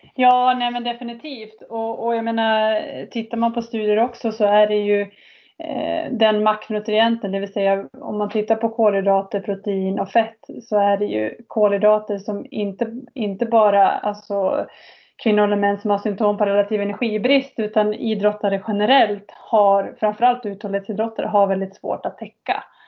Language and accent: Swedish; Falun, Dalarna County, Sweden; jag är född och uppväxt i Falun